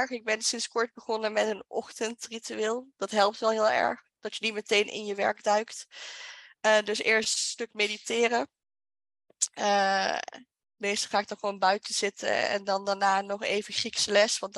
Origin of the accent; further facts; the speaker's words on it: Limburg, Netherlands; moved away; also born or lived in Utrecht; Want ik ben ook vanuit Limburg naar Utrecht geëmigreerd.